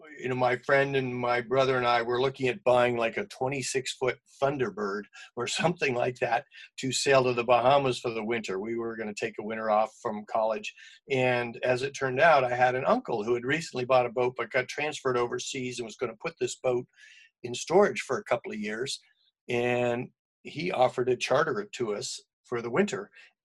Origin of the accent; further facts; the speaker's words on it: Boston, Massachusetts, United States; moved away; I grew up in the Boston area